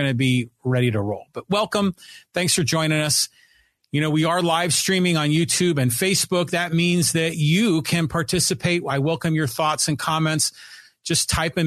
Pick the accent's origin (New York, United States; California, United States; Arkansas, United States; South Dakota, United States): California, United States; Poway; my hometown of Poway and in broader San Diego.